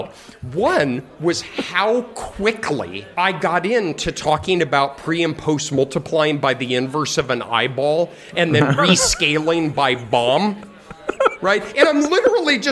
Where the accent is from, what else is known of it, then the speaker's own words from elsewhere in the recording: Colorado, United States; I'm from Colorado